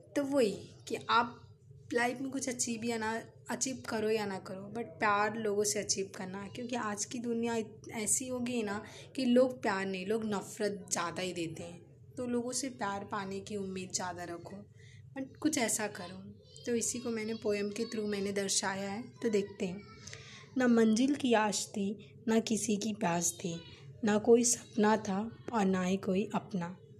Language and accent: Hindi; Mumbai, Maharashtra, India; मैं मुंबई से बिलोंग करती हूँ मैं मुंबई शहर की रहने वाली हूँ